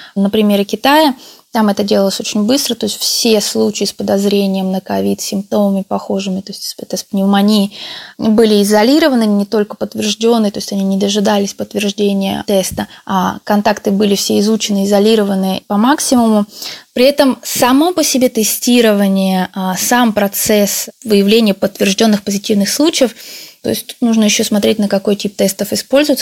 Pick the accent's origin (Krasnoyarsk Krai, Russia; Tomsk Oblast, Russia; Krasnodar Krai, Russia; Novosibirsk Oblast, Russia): Tomsk Oblast, Russia; Tomsk; now in Italy; по происхождению я родилась в Томске, в Сибири